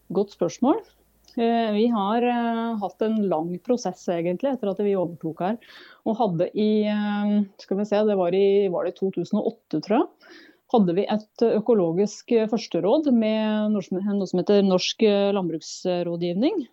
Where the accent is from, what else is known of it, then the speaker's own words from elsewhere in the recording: farm in Telemark, Norway; moved away as an adult; also born or lived in Oslo; now in Opaker, Norway; der jeg vokste opp, så nå er det min bror som har tatt over og driver